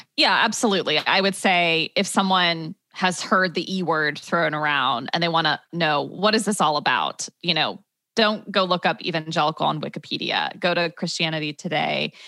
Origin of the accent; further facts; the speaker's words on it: Dayton, Ohio, United States; moved away as an adult; also born or lived in Michigan / Chicago; now in Brooklyn, United States; I grew up in Dayton, Ohio